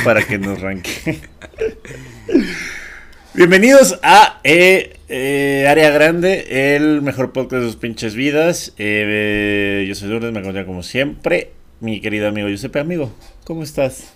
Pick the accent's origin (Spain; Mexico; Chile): Mexico; Yo tenía un abuelo español, o sea, no nada más soy mexicana, franco-mexicana.